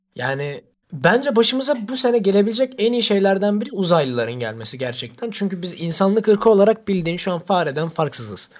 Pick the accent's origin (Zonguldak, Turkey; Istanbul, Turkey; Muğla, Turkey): Zonguldak, Turkey